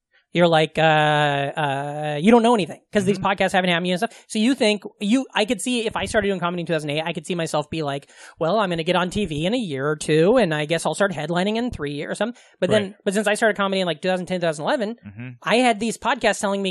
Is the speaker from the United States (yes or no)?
yes; Omaha, Nebraska, United States; moved away; also born or lived in Des Moines; I grew up right outside of Omaha